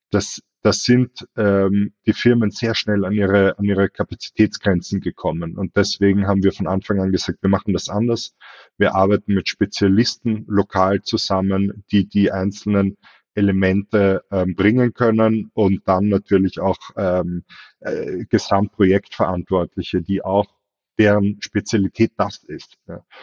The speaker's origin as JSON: {"language": "German", "country": "Austria", "said": "ich selber, wie man es vielleicht hört, bin Österreicher, habe aber in Deutschland meine e begonnen"}